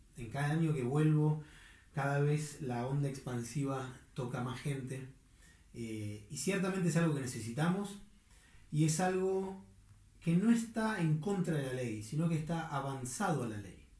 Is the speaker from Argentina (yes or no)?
yes; Argentina; en mi propia argentinidad